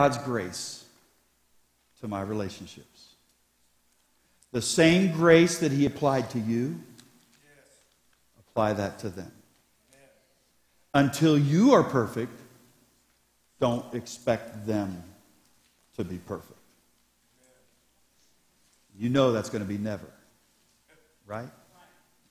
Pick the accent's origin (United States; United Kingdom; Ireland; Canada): United States; Columbus, Ohio; Columbus. I said, I pastor there